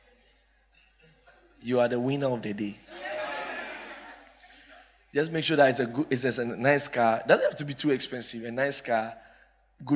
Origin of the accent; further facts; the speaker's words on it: Accra, Greater Accra, Ghana; we were from Accra